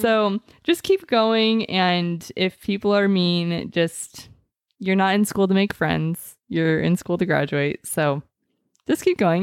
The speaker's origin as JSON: {"language": "English", "town": "Mesa", "region": "Arizona", "country": "United States", "said": "I am from Mesa, Arizona"}